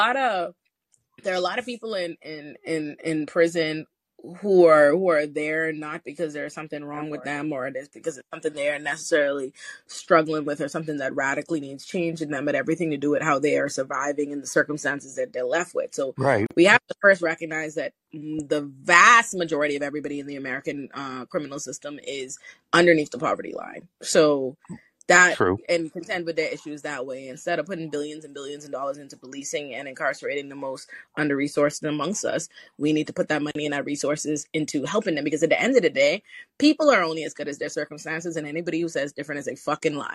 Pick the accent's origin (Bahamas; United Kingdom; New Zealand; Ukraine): Bahamas; I grew up in the Bahamas